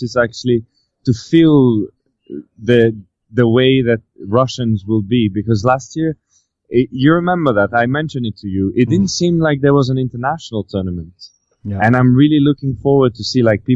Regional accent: France; moved away; also born or lived in Brazil; my home country

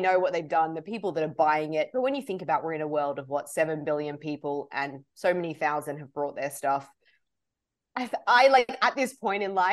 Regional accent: Australia; moved away; I grew up in Australia.

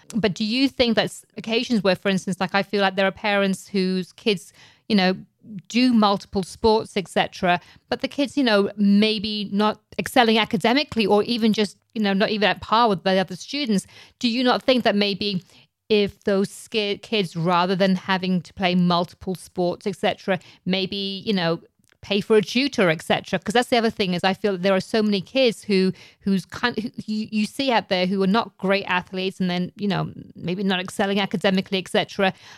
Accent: England, United Kingdom; now in United States; growing up in England

